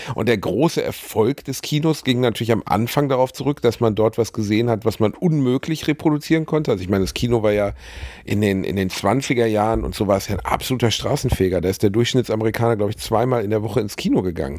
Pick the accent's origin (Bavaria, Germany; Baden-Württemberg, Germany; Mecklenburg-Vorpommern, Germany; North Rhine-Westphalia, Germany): North Rhine-Westphalia, Germany; Gelsenkirchen; in meiner Heimatstadt Rothausen